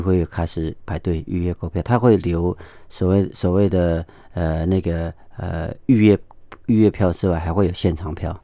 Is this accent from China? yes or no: no; Hualien-Taitung, eastern Taiwan, Taiwan; Chinese is a second language; 花东就是一个没有污染的地方